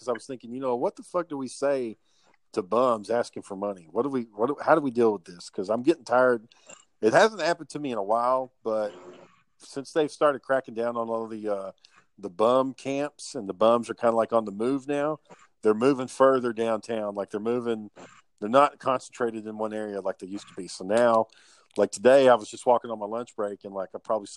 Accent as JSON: {"language": "English", "town": "Kearns", "region": "Utah", "country": "United States", "tie": "born or raised there", "said": "growing up in Kearns"}